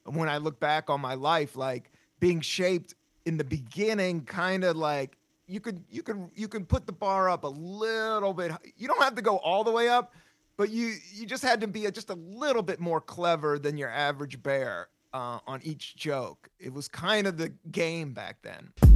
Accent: the South, United States; I grew up a lot in the South

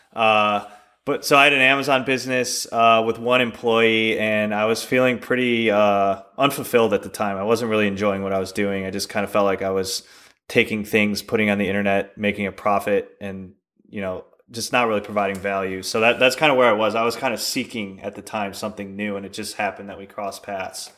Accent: Chicago, Illinois, United States; moved away as an adult; we actually both grew up in, uh, Chicago.

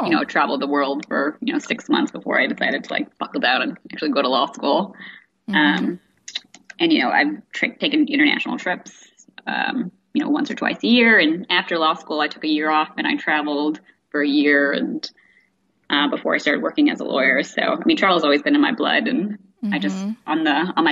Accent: India; I'm from India

